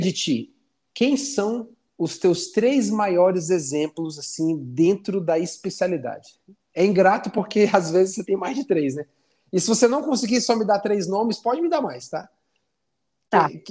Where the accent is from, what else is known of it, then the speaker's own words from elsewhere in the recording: Fortaleza, Ceará, Brazil; now in Curitiba, Brazil; lá para minha terra, para Fortaleza